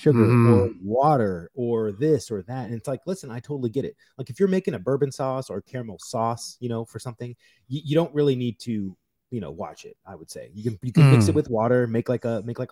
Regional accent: United States; I am American

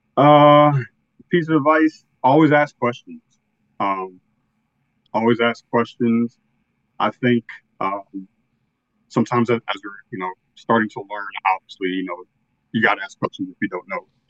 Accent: Northern Virginia, United States; I'm from Northern Virginia, a little bit outside of Washington D.C. Uh, grew up here all my life

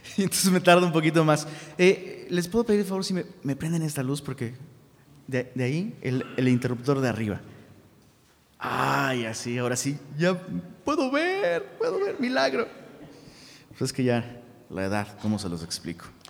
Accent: Taxco, Guerrero, Mexico; moved away; allá en Tasco Guerrero, de donde soy originario, Tasco, un pueblito

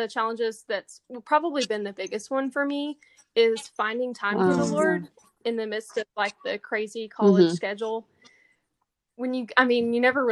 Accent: Palestine, Texas, United States; moved away as an adult; now in Lubbock, United States; I'm from Palestine, Texas. It's a smaller town in East mm-hmm. Texas, and I moved here in 2016.

